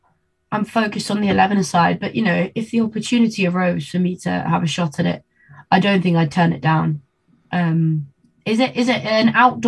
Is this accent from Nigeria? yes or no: no; Argentina; born there; Yeah, I was. I was born in Argentina.